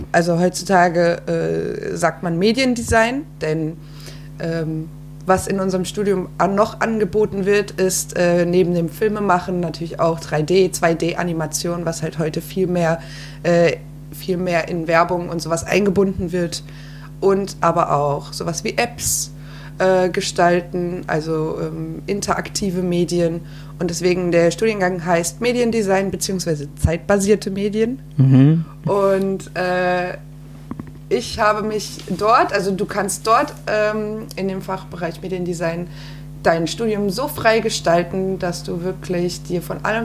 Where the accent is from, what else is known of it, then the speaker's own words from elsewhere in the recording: Frankfurt, Hesse, Germany; ich komme aus Frankfurt.